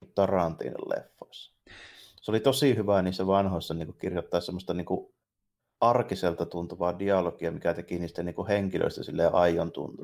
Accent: Jyväskylä, Central Finland, Finland; ne tietää mistä kaupungista mä oon kotoisin saman tien, kuin mä avaan

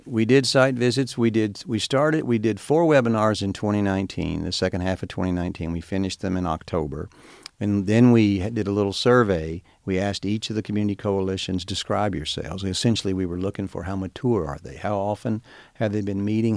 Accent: Star City, Arkansas, United States; moved away; growing up in Star City

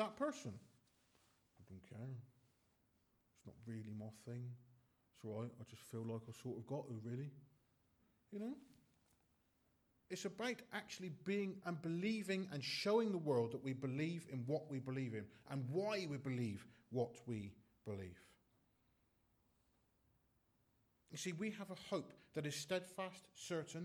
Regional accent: United Kingdom; we're British

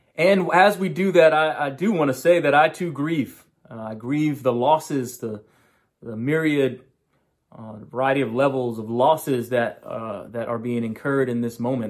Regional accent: New York, United States; moved away; also born or lived in Loudoun County, Virginia; in my home state of New York

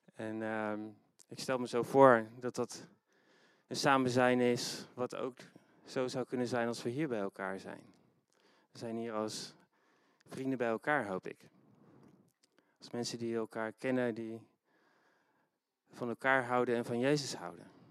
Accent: Netherlands; niet alleen als christenen, maar ook als Nederlanders

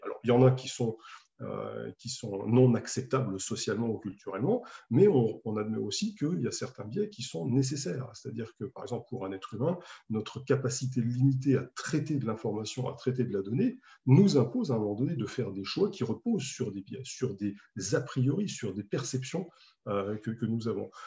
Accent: France; en tant qu'Européen, en tant que Français

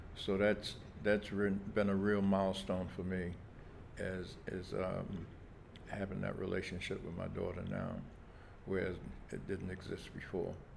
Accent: New York City, New York, United States; I was born in August 19th, 1939, at Kings County Hospital, right here in Brooklyn. Um, I lived in um, Bed-Stuy most of my life

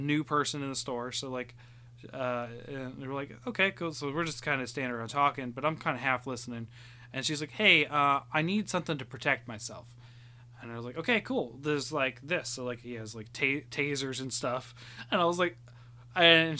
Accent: Chillicothe, Ohio, United States; moved away; I've moved, you know, back to my hometown

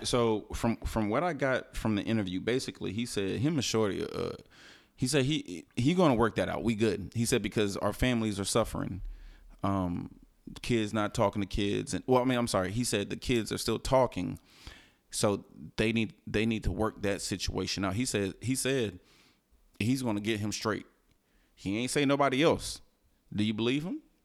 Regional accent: Houston, Texas, United States; I'm from Houston

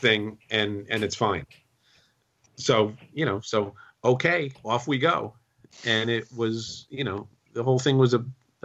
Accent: Kingston, New York, United States; where I grew up in Kingston, New York

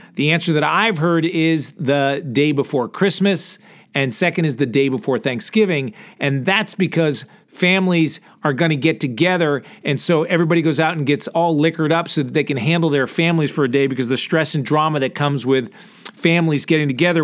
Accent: Connecticut, United States; moved away as an adult; now in Texas, United States; I grew up in Connecticut

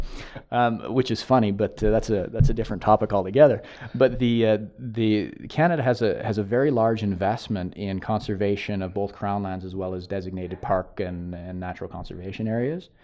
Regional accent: United States; as an American

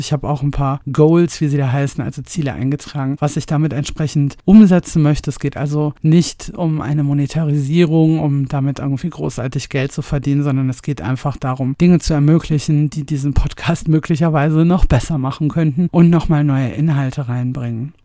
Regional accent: Ruhr area, North Rhine-Westphalia, Germany; moved away as an adult; now in Bavaria, Germany; Ich stamme ursprünglich aus dem Ruhrpott und wohne jetzt im ja, noch viel schöneren Bayern seit einigen Jahren.

